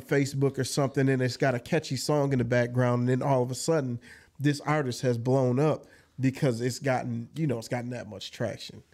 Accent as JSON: {"language": "English", "town": "Jackson", "region": "Michigan", "country": "United States", "tie": "born or raised there", "also_born_or_lived": "Georgia", "said": "young adult, young childhood all the way into adult years was spent on the south side of Jackson."}